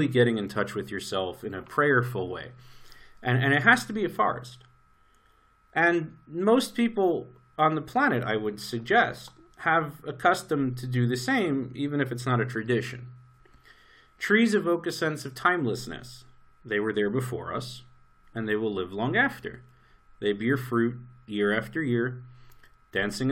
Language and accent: English; New York, United States; moved away as an adult; now in Israel; I grew up in New York.